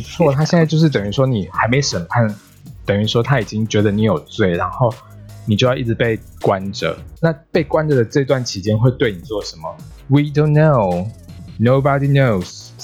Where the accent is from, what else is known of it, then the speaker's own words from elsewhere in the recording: Taiwan; 身为台湾人，中华民国人